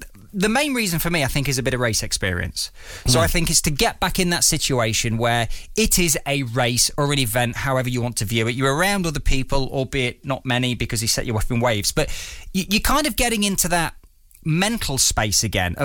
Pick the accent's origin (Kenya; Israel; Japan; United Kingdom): United Kingdom; Derby, East Midlands; now in Bristol, United Kingdom; I'm from Derby, and it was great to go back for a few days with Martina, catch up with my grandma